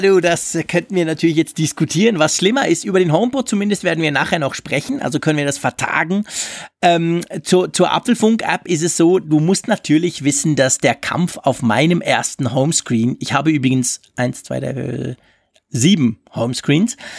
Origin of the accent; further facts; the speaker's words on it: Switzerland; als Schweizer